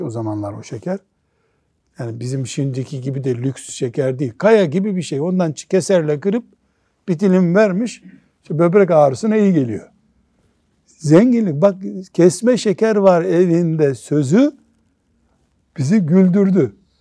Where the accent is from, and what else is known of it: Black Sea Region, Turkey; born or raised there; moved away